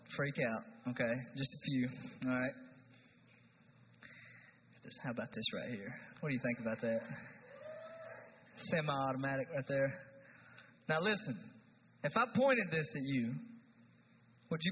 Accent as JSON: {"language": "English", "region": "East Tennessee", "country": "United States", "said": "I'm from East Tennessee"}